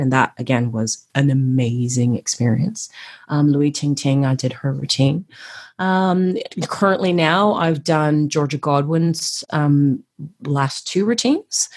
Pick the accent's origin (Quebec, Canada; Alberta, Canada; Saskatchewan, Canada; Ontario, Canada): Ontario, Canada; Toronto; moved away as an adult; also born or lived in Queensland, Australia; now in Perth, Australia; I was born and bred in Toronto, Canada